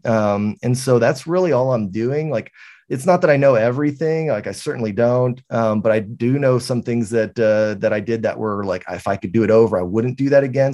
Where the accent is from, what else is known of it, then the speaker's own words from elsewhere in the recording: San Antonio, Texas, United States; I'm from San Antonio, Texas. Uh, I've lived here my entire life